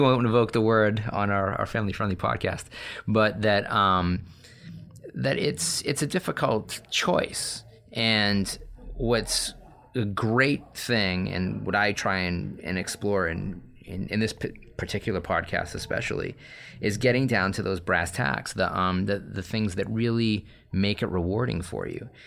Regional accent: Massachusetts, United States; I'm from Massachusetts

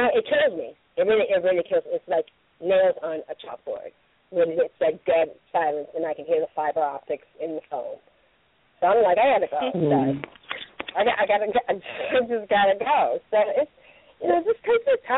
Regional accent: Michigan, United States; now in California, United States; I'm originally from Michigan

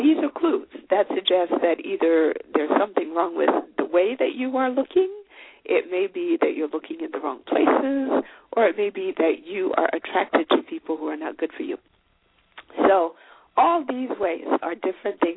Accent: Zimbabwe; now in Minnesota, United States; I'm from Zimbabwe, I live in the United States

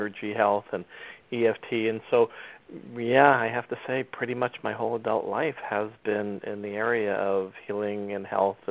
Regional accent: New Jersey, United States; I grew up in New Jersey

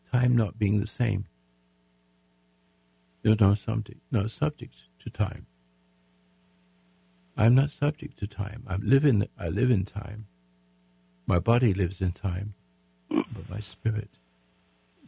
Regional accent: England, United Kingdom; now in United States; I'm an Englishman, become American

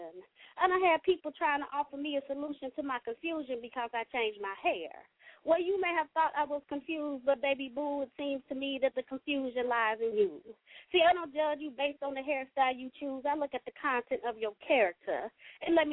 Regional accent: Kentucky, United States; now in Cincinnati, United States; I'm calling in Cincinnati. I live in Cincinnati. I represent Cincinnati. I'm born and raised in Kentucky

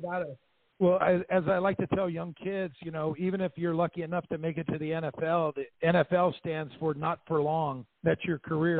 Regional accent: Southern California, United States; I grew up in Southern California

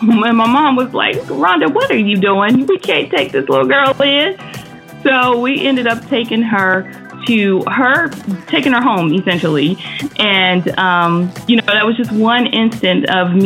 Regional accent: Maryland, North Carolina, United States; I grew up in Maryland for like the first, 10 years of my life. And a lot of stuff transpired in Maryland. In Maryland, once we moved from there, we moved back to North Carolina

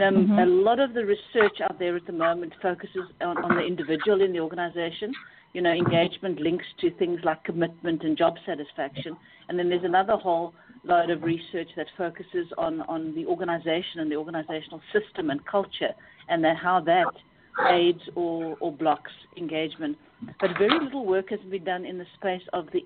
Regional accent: South Africa; moved away as an adult; now in United Kingdom; I'm actually South African and ran my own consulting practice

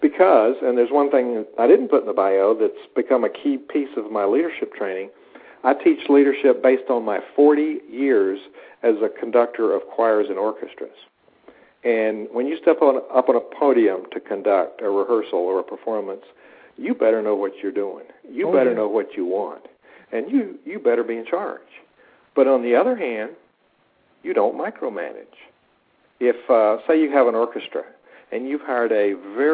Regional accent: the South, United States; now in Blacksburg, United States; I come from the South

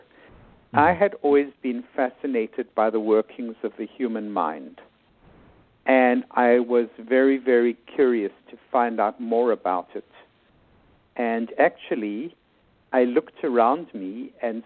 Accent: South Africa; moved away as an adult; also born or lived in New York City, United States / Bethesda, Maryland, United States; now in United States; I was born and raised in South Africa

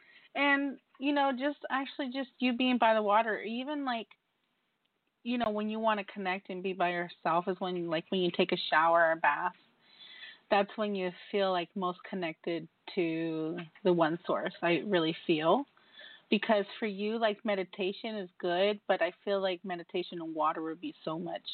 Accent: New York, United States; as a New Yorker

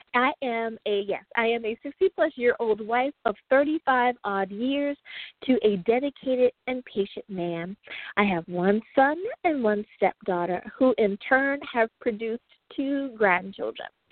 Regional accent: United States; my home country, the great United States of America

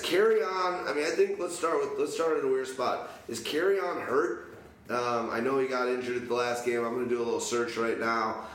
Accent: Chicago, Illinois, United States; I know I'm from Chicago

